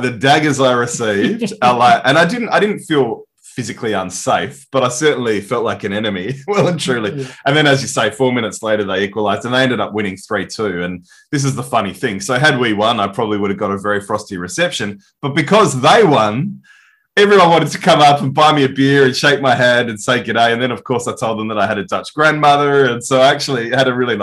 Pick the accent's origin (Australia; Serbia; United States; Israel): Australia; being Aussies